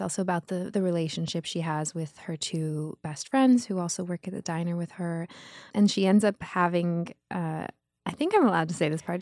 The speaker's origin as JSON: {"language": "English", "town": "Los Angeles", "region": "California", "country": "United States", "tie": "born or raised there", "said": "I grew up in Los Angeles, Beverly Wood, to be exact. It was West L"}